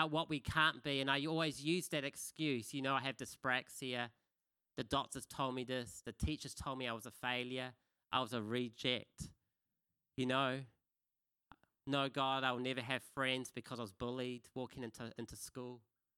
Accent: Kapiti Coast, Wellington, New Zealand; the church I was brought up in on the Kapiti Coast

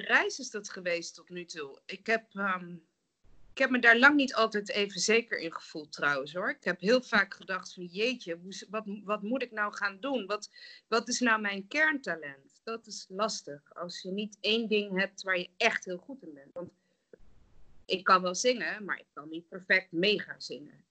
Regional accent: Nijmegen, Gelderland, Netherlands; moved away as an adult; also born or lived in The Hague / Rotterdam / Germany / Singapore; Ik ben dus opgegroeid in Nijmegen en omgeving

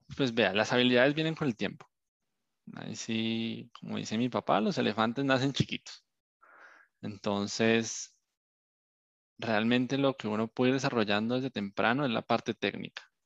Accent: Colombia; moved away; Yo soy un colombiano

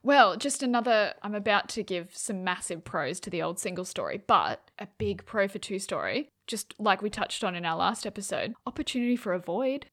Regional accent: New South Wales, Australia; I grew up in New South Wales, freezing cold

